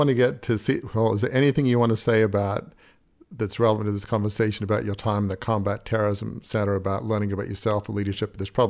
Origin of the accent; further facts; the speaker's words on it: Australia; now in Annapolis, United States; I've never been in the military and I'm from Australia, but I live in Annapolis